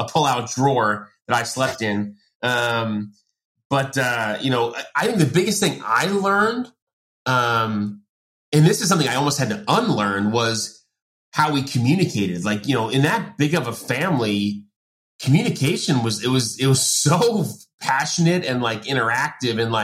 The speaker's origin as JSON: {"language": "English", "area": "Long Island", "region": "New York", "country": "United States", "tie": "born or raised there", "said": "I grew up in Long Island"}